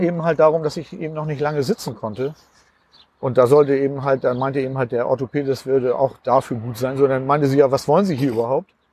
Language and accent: German; Uetersen, Schleswig-Holstein, Germany; also born or lived in Pinneberg; ich bin in Pinneberg geboren, aber da habe ich gar nicht, ähm, da bin ich gar nicht groß geworden. Ich bin tatsächlich in Uetersen groß geworden.